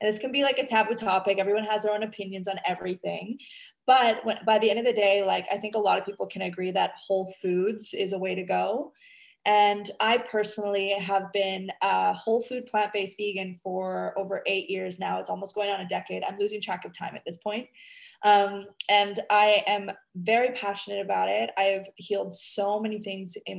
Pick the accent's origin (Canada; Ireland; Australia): Canada; now in Indonesia